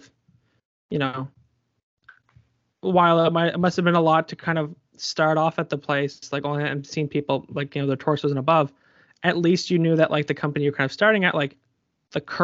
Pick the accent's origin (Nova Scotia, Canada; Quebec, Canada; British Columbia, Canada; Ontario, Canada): Nova Scotia, Canada; Colchester; I'm from Colchester